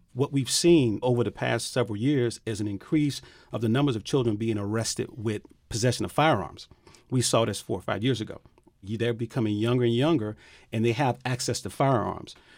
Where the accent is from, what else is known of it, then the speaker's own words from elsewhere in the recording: Miami, Florida, United States; I grew up in Liberty City